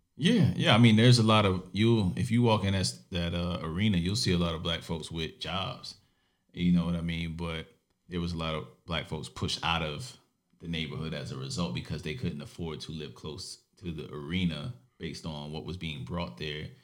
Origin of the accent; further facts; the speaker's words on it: New York City, New York, United States; I grew up in Brooklyn, New York